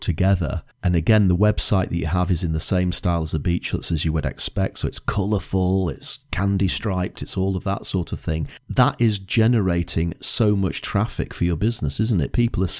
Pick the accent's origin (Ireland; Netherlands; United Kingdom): United Kingdom; Lytham St Annes, North West England; Again, I can remember growing up in Lytham St. Anne's, and they had beach huts